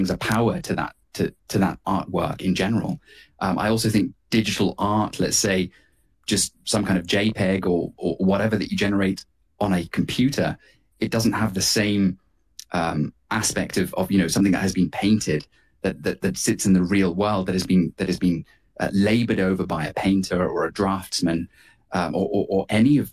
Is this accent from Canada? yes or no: no; United Kingdom; myself, as a Brit, as a European